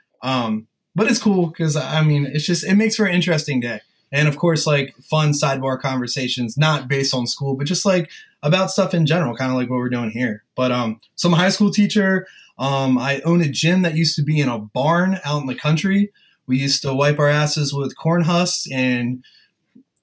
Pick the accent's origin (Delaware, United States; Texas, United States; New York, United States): Delaware, United States; Sussex County; we're both from like Sussex County, Delaware and like lower Maryland area on the Eastern Shore